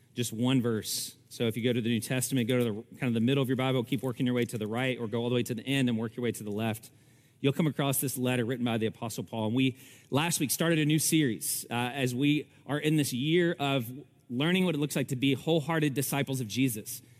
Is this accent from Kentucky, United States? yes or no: yes; Kentucky, United States; Almost every day I spent in the creeks growing up in Kentucky